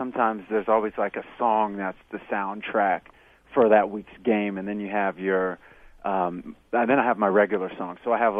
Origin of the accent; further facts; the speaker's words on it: Kansas City, Missouri, United States; I grew up in Kansas City, Missouri